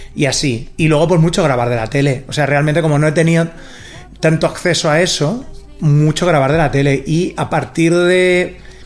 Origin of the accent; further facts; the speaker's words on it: Rubí, Catalonia, Spain; soy de Rubí, de una ciudad del Vallés, occidental, pero eh, mi casa está en una urbanización a 15 minutos andando del centro, la casa de mis padres